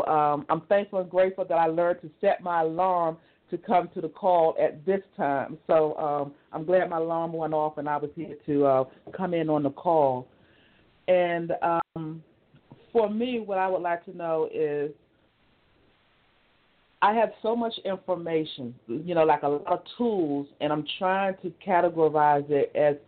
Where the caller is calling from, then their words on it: Maryland, United States; I'm calling from Maryland, and I learned about the show from Michael being on the Love Journey, Inc.